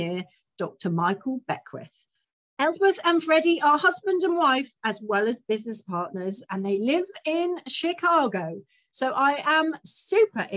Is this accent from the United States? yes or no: no; United Kingdom; being British